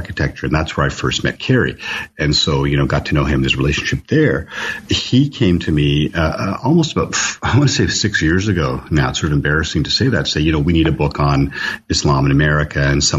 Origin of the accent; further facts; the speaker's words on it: Toronto, Ontario, Canada; moved away as an adult; now in Los Angeles, United States; I grew up in Toronto.